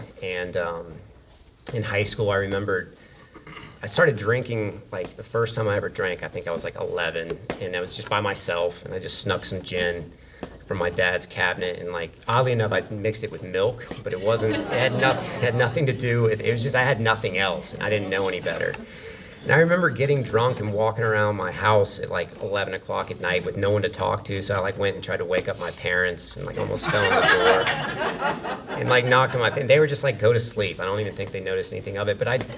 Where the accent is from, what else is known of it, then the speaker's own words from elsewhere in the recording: Wilmington, North Carolina, United States; also born or lived in Memphis, Tennessee / Texarkana, Texas / Maine; So I was born in Memphis, Tennessee, and 4 years after that, I moved to Texarkana, Texas. 4 years after that, I moved to this little town in Maine. And about 4 years after that, I moved to Wilmington, North Carolina. So for all intents and purposes, I consider Wilmington home.